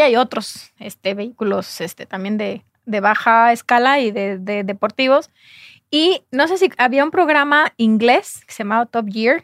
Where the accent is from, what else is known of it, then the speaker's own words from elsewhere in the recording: Jalisco, Mexico; yo soy de Jalisco